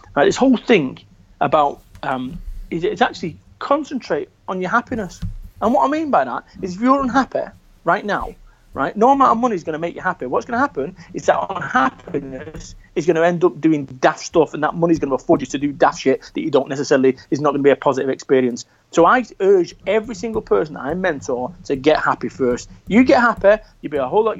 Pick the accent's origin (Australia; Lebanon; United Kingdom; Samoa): United Kingdom; Salford, North West England; moved away; also born or lived in Somerset; I'm from Salford, Manchester. I lived in a shop above a masonette.